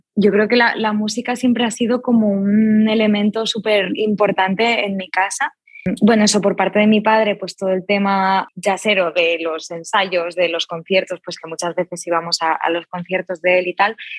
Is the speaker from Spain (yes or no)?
yes; Barcelona, Catalonia, Spain; soy yo padre de Argentina, madre de Suiza, nacida en Barcelona